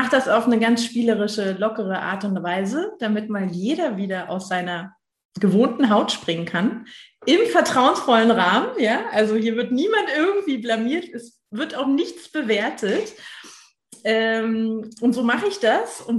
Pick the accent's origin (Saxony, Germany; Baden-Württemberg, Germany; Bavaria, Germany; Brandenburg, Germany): Brandenburg, Germany; Potsdam; now in Berlin, Germany; Vielen Dank für die Einladung, heute hier dabei zu sein. Ähm, ich bin gebürtig aus Potsdam, war 20 Jahre weg und bin dann nach Berlin zurückgekehrt